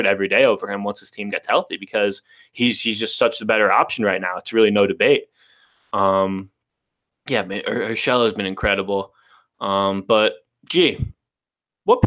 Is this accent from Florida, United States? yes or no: yes; Florida, United States; I'm a Florida resident. I've lived in Florida my whole life